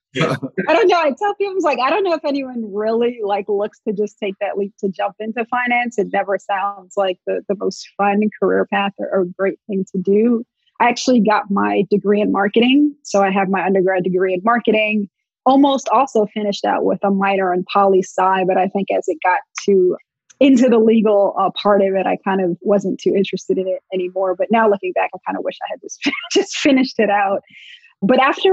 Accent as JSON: {"language": "English", "town": "Montclair", "region": "New Jersey", "country": "United States", "tie": "born or raised there", "said": "I grew up in Montclair, New Jersey, very diverse setting, diverse town"}